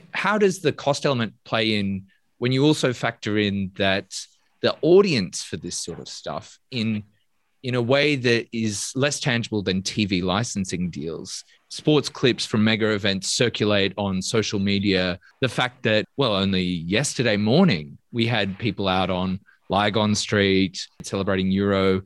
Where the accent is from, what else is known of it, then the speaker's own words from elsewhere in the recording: Australia; people of of my generation's experience of Sydney and of of being an Australian